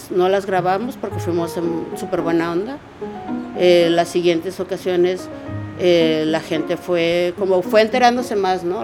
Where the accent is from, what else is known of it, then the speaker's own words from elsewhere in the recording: Tijuana, Baja California, Mexico; soy de Tijuana